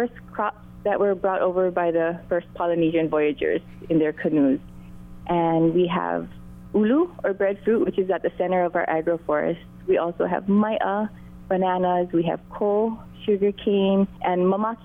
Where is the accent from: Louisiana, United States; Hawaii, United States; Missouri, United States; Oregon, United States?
Hawaii, United States; Maui; my husband and I were both born and raised on Maui